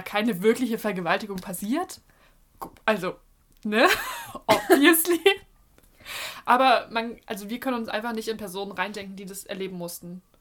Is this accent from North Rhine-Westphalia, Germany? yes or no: no; Leipzig, Saxony, Germany; mit meiner Familie bei uns in Leipzig